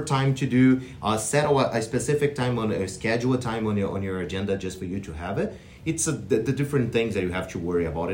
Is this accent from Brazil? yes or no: yes; Brazil; moved away as an adult; I'm from Brazil, and then I have my bachelor degree in kinesiology